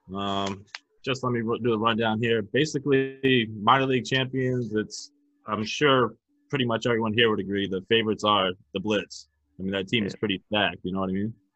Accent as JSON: {"language": "English", "town": "New London", "country": "United States", "tie": "born or raised there", "said": "New London, which is my hometown"}